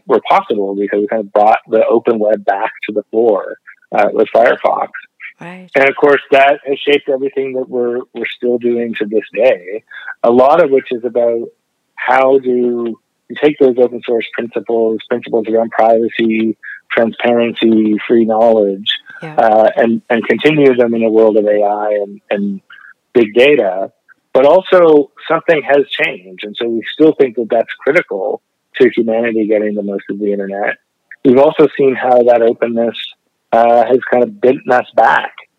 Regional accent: Canada; I, grew up studying communications, being a documentary filmmaker and a community video activist in Canada

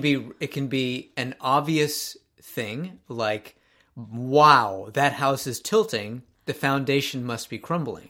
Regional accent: Japan; moved away; growing up in Japan

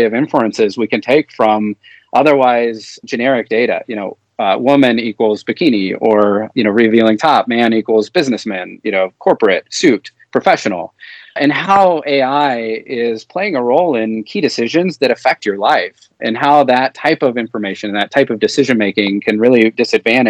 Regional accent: Minnesota, United States; my home state of Minnesota

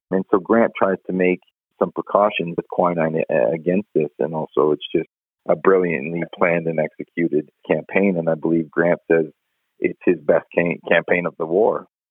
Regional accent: Canada; now in Colorado, United States; I'm Canadian

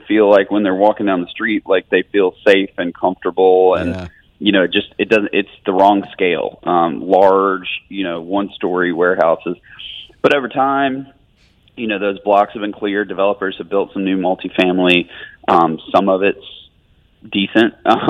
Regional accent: Birmingham, Alabama, United States; growing up in Birmingham, we kind of saw, so much potential in this city.

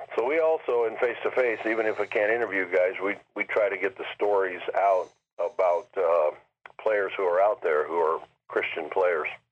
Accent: Lima, Ohio, United States; now in Columbus, United States; when I was growing up in Lima, Ohio.

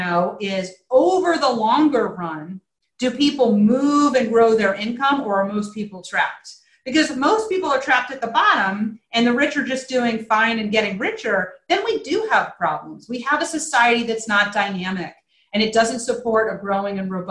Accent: Virginia, United States; I live in Virginia now. I'm from Virginia

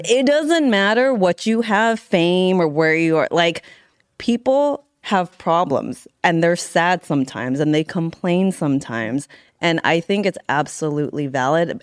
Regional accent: San Carlos, California, United States; me in the Bay Area, San Carlos, California.

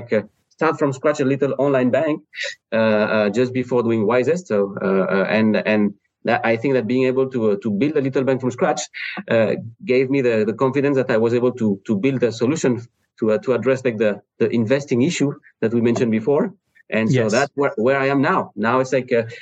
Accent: France; English is a second language; moved away as an adult; also born or lived in Spain; now in Cleveland, United States; I'm from France originally

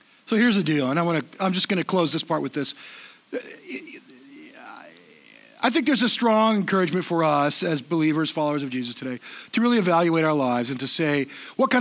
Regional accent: Southern California, United States; I grew up in Southern California in the 70s

